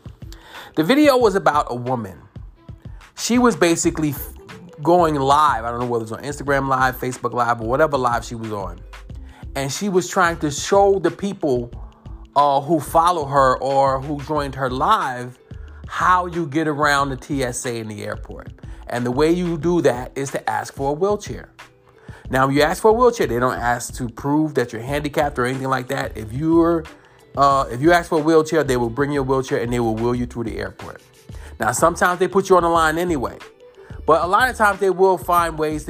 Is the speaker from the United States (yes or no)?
yes; New York, United States; I'm from New York